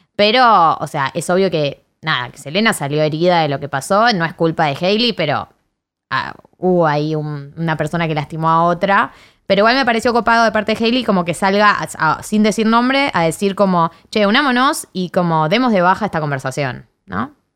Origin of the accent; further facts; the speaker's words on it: Argentina; soy argentina